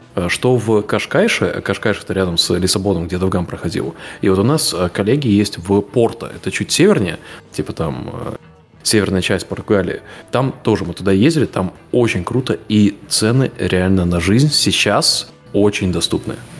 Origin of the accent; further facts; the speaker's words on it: Latvia; also born or lived in Lithuania; я, понятно, привязан к Латвии, потому что я там вырос, но я в Литве жил тоже год